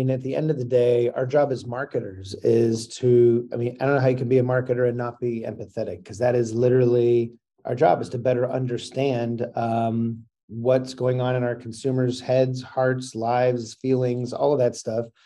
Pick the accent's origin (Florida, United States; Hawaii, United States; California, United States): California, United States; Seal Beach; I grew up in Seal Beach.